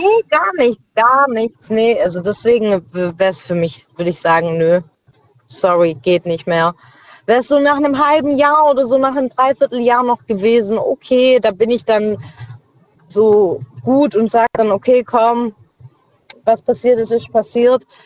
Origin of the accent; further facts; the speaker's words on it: Schwäbisch Gmünd, Baden-Württemberg, Germany; ich komme aus Schwäbisch Gmünd.